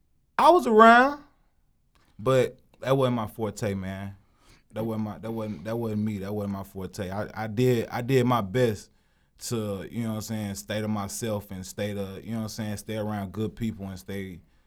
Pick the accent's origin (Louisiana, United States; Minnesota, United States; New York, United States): Louisiana, United States; Monroe; moved away as an adult; also born or lived in Hammond, Louisiana; I'm from Louisiana, man. I'm from Louisiana. I'm from Monroe, Louisiana, the bottom.